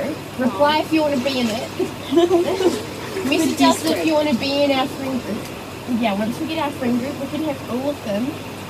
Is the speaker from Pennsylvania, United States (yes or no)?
no; Mississippi, United States; I'm from Mississippi.